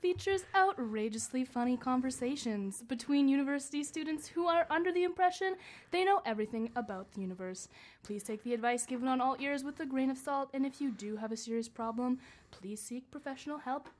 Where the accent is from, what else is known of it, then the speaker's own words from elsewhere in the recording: Quebec, Canada; I know exactly what you're talking about because I'm from Quebec.